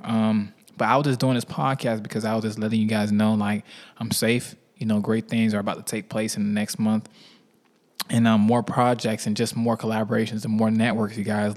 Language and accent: English; Miami, Florida, United States; now in Atlanta, United States; I'm from Miami